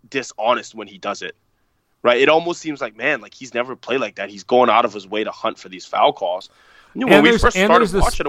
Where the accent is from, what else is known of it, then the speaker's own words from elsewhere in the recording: Bay Area, California, United States; We grew up here in the Bay Area.